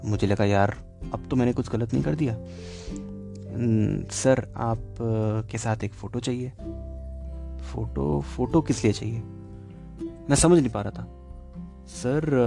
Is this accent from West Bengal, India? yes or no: yes; Kolkata, West Bengal, India; मैंने कहा मैं कैलकटा से हूँ